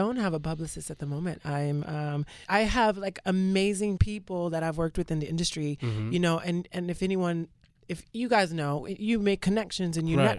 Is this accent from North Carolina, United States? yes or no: no; Georgia, United States; now in New York City, United States; I'm from Georgia.